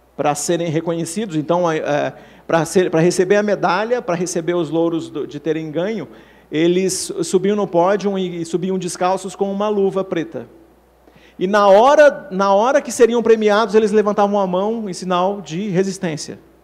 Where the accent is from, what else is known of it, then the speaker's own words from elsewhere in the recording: São Paulo, Brazil; todos nós aqui que somos de São Paulo